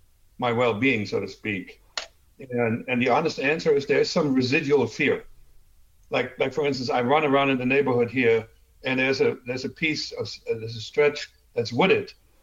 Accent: Germany; accent: German; English is a second language; my talent to get rid of almost 100% of my German accent was so unique that they said, all right, he's going to the U.S., they have tall people.

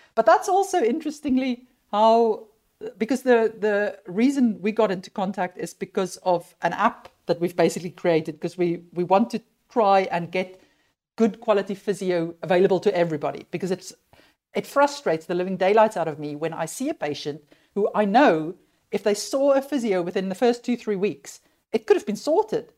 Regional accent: South Africa; moved away; also born or lived in United Kingdom; I, I grew up in South Africa

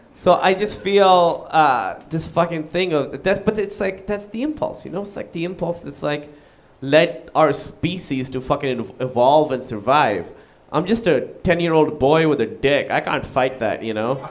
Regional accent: Pakistan; moved away; I moved away from Pakistan

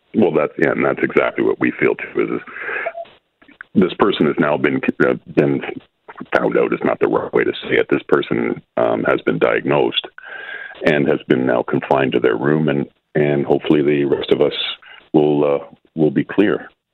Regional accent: Calgary, Alberta, Canada; I am actually from Calgary

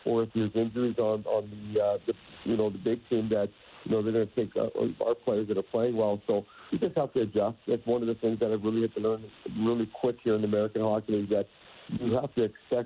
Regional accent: Canada; being a Canadian, young Canadian, you played hockey.

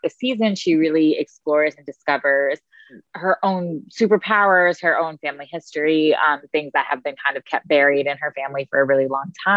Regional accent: United States; being a young South Asian person, Muslim person growing up in America

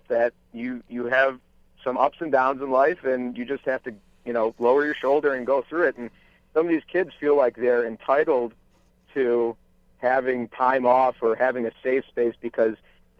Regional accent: United States; also born or lived in Michigan; as an American

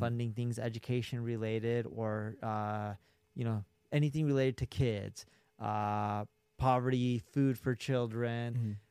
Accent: Orange County, California, United States; moved away as an adult; now in Las Vegas, United States; I grew up in Orange County, California

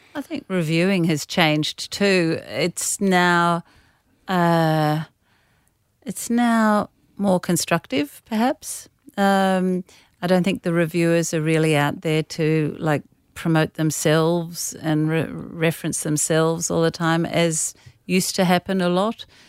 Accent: Australia

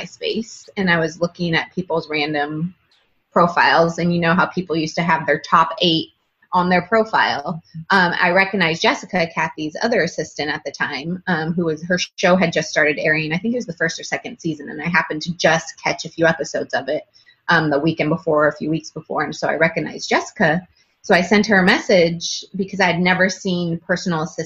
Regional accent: Northern California, United States; moved away as an adult; I'm originally from Northern California, and I moved to Southern California for college

